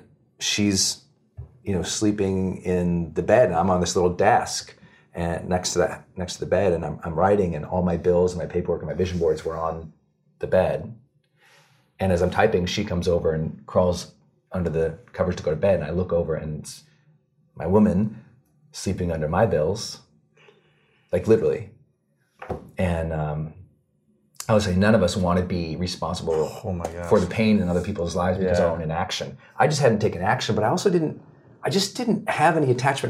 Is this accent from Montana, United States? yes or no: yes; Montana, United States; Growing up in Montana, we just had nothing